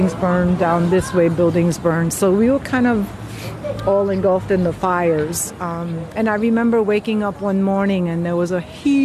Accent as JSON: {"language": "English", "town": "New York City", "region": "New York", "country": "United States", "tie": "born or raised there", "moved": "yes", "said": "I just knew I had to get out of the South Bronx"}